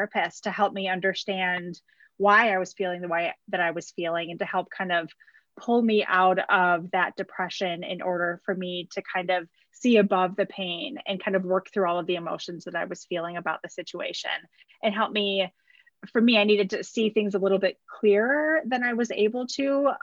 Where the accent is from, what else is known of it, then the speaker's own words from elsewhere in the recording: Wisconsin, United States; I was born and raised in Wisconsin